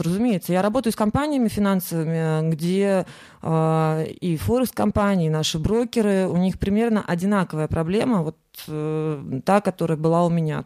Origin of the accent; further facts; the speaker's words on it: Saint Petersburg, Russia; я из Санкт-Петербурга